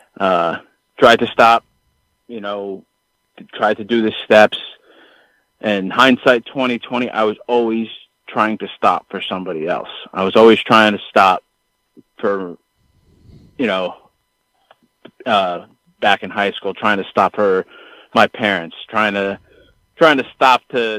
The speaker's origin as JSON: {"language": "English", "region": "Connecticut", "country": "United States", "tie": "born or raised there", "said": "growing up in Connecticut and, you know, the mid-90s"}